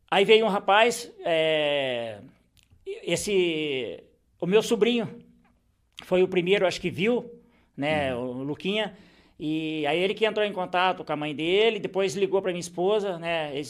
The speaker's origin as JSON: {"language": "Portuguese", "town": "Rio Claro", "region": "São Paulo", "country": "Brazil", "said": "Que eu sou de Rio Claro."}